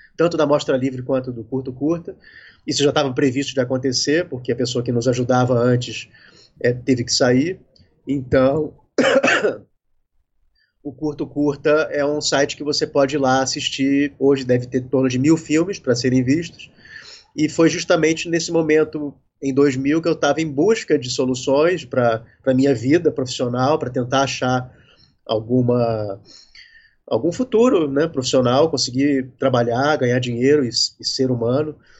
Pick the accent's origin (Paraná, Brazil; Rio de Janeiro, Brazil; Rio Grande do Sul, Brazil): Rio de Janeiro, Brazil; also born or lived in Recife / São Paulo; now in Lumiar, Brazil; moro no Rio desde que eu nasci, praticamente